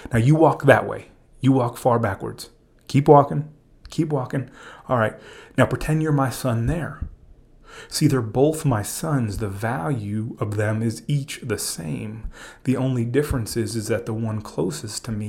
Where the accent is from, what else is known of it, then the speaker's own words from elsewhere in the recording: Miami, Florida, United States; I'm a Cuban from Miami